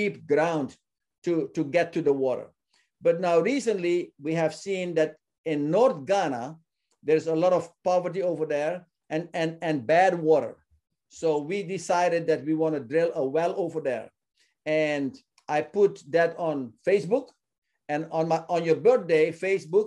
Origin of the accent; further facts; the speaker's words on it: Suriname; my home country of Suriname